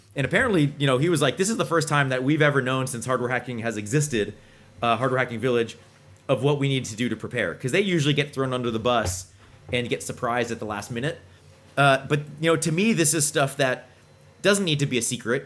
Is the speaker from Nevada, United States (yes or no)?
no; Boston, Massachusetts, United States; I'm from Boston